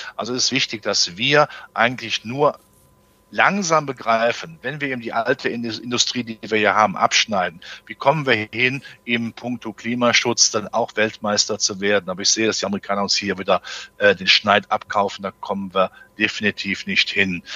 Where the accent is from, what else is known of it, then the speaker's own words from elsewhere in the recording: Germany; als Deutscher